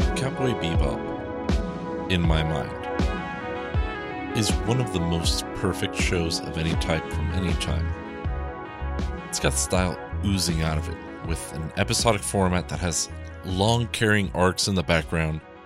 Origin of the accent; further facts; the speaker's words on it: South Florida, United States; growing up in South Florida